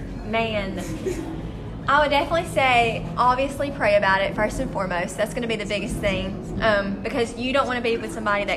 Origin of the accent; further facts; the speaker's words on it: Boaz, Alabama, United States; I'm from Boaz too